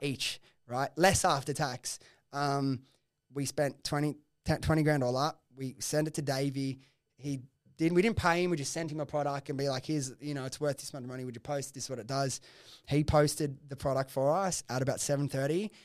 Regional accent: Sydney, New South Wales, Australia; I grew up in Preston's, like, the office was, like, five minutes from my house

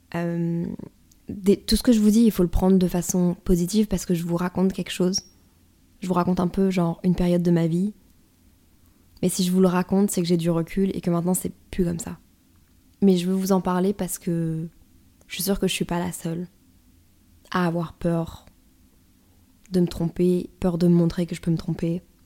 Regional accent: northern France, France; je viens du nord de la France.

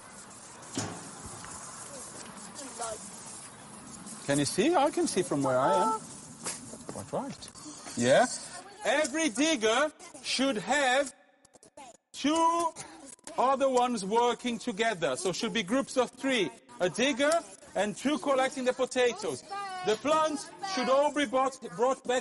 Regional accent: Brazil; moved away; I'm from Brazil

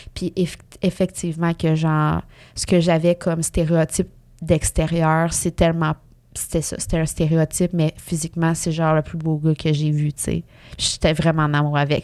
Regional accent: Mauricie, Quebec, Canada; moved away as an adult; on vient de la, de la Mauricie toutes les deux

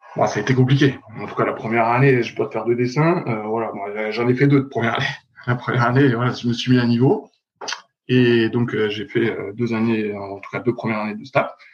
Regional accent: Dijon, Bourgogne-Franche-Comté, France; moved away as an adult; also born or lived in Vaires-sur-Marne / Rennes; j'étais de Dijon, en tout cas du club vers Dijon

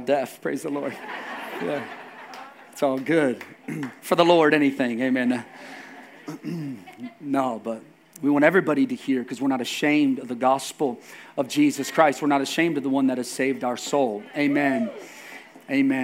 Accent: United States; here as Americans

